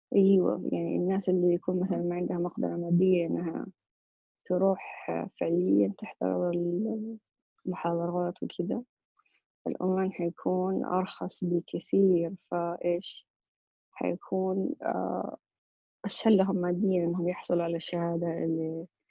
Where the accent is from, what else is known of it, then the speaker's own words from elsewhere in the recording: Saudi Arabia; عندنا في السعودية